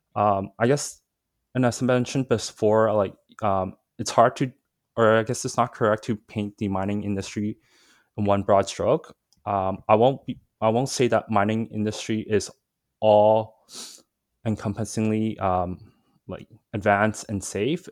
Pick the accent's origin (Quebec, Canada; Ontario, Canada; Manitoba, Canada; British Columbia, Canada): British Columbia, Canada; Vancouver; also born or lived in Hong Kong; So, I was born in Vancouver, but I actually spent maybe around five years in Hong Kong when I was, uh, young, I think from two to seven, two to eight, roughly. Um, and then I moved back here, um, into Vancouver